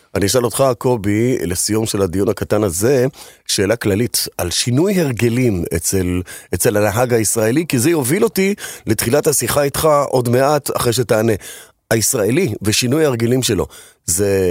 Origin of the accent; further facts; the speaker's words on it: Israel; כי כולנו גדלנו פה